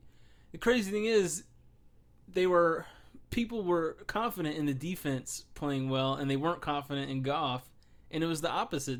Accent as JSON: {"language": "English", "town": "Hollywood", "region": "Florida", "country": "United States", "tie": "born or raised there", "said": "I was born in Hollywood, Florida"}